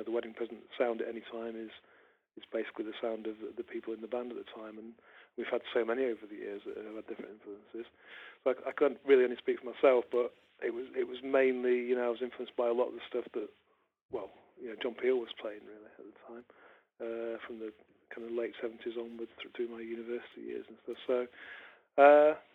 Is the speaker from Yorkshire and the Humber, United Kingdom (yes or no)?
no; Manchester, North West England, United Kingdom; moved away as an adult; also born or lived in Leeds; When I was growing up in Manchester